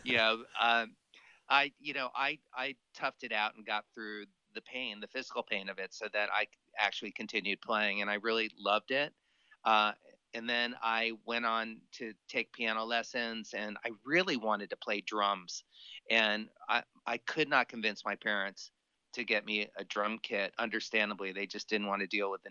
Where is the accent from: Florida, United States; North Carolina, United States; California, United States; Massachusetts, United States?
Florida, United States; Miami; moved away as an adult; also born or lived in Boston / Los Angeles; born and raised in Miami